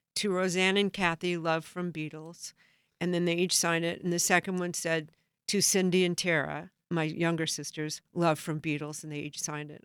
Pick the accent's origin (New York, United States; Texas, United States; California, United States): California, United States; Southern; I grew up in Southern California